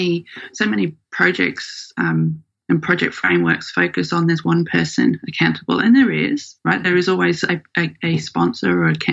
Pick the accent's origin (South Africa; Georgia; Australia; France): Australia; also born or lived in United Kingdom; thing I always hear when I say I'm from Australia